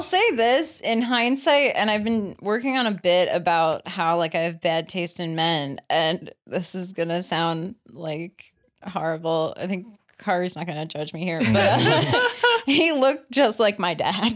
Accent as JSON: {"language": "English", "region": "New York", "country": "United States", "tie": "born or raised there", "said": "I grew up in New York"}